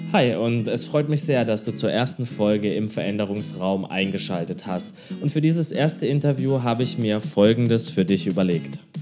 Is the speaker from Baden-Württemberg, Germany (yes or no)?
yes; near Karlsruhe, Baden-Württemberg, Germany; now in Hamburg, Germany; Ich komme aus Karlsruhe, du hast es ja gesagt, aus der Nähe von Karlsruhe